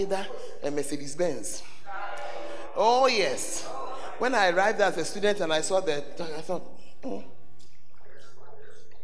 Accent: Ghana; I'm a Ghanaian. I'm going to go back to Ghana

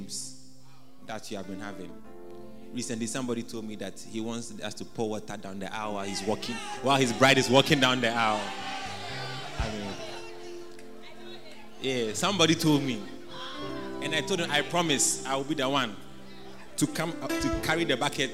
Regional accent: Ghana; as a Ghanaian

